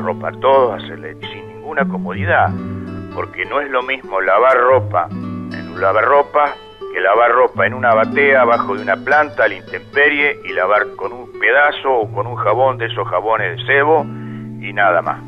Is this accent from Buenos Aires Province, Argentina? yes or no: yes; El Tejar, Buenos Aires Province, Argentina; born or raised there